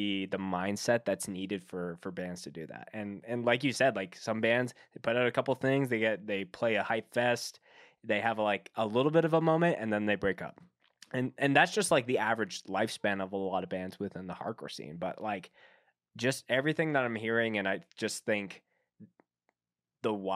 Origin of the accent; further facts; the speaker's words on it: Canada; as a Canadian